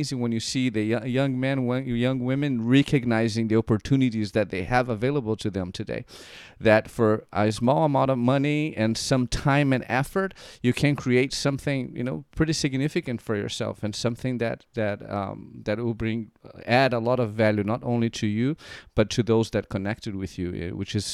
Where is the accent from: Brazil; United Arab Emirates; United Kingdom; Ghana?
Brazil; moved away as an adult; now in United States; I was born and raised in Brazil